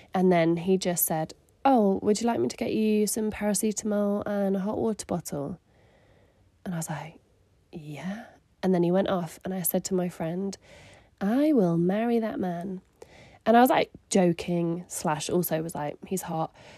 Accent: Surrey, South East England, United Kingdom; moved away as an adult; also born or lived in Manchester; I grew up in Surrey

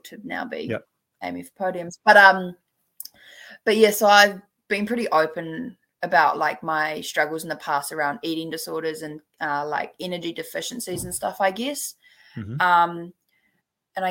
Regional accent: Taupo, Waikato, New Zealand; growing up in Taupo

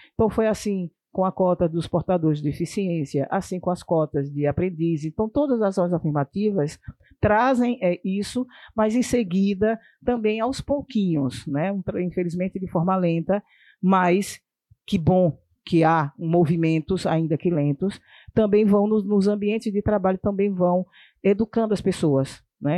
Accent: Sergipe, Brazil; na minha terra, lá em Sergipe

